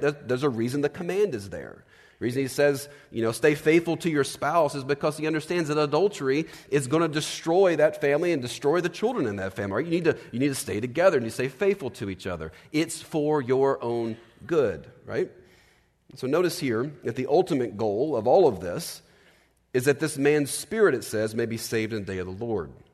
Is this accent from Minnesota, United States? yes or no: no; Virginia, United States; I grew up in Virginia